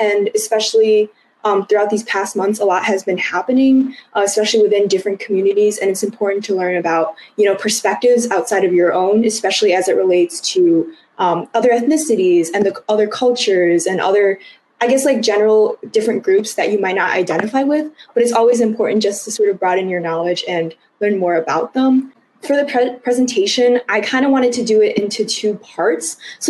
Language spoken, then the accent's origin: English; United States; specifically talking about the Chinese American experience, because I'm Chinese American